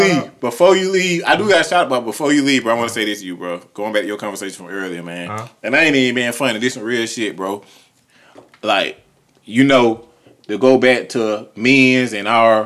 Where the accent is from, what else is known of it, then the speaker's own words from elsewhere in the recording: Clayton County, Georgia, United States; I said Southside. I'm from Clayton County.